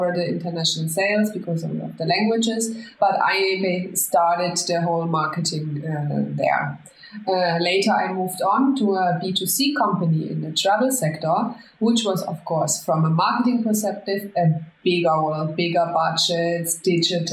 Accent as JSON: {"language": "English", "country": "Germany", "tie": "born or raised there", "moved": "as an adult", "lives_now": "Spain", "said": "I'm from Germany. I was born and raised in Germany, but as soon as I finished school, I decided to go for places with more sunshine and the beach"}